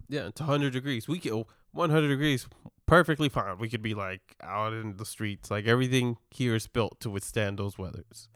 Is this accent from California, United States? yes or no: no; Texas, United States; we're from Texas